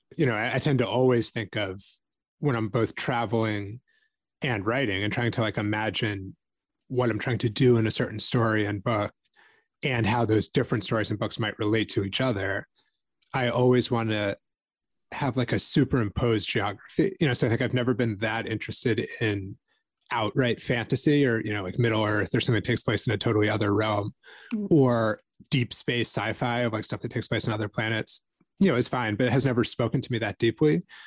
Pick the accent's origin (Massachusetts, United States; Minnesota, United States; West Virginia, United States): Massachusetts, United States; my hometown in, in Massachusetts